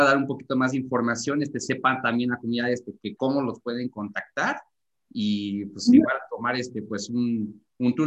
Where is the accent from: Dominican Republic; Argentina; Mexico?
Mexico; nosotros como mexicanos